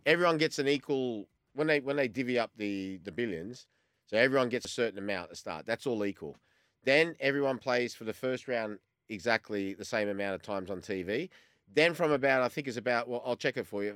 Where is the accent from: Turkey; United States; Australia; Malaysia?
Australia; as much as I'm Australian, I've still got a little bit of that Croatian temper in the background